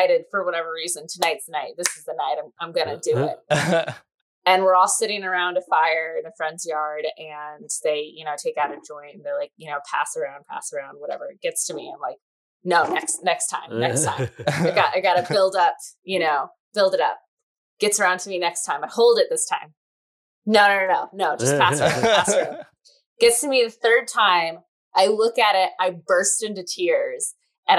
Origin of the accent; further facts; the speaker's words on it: Michigan, United States; now in New Jersey, United States; I'm from Michigan originally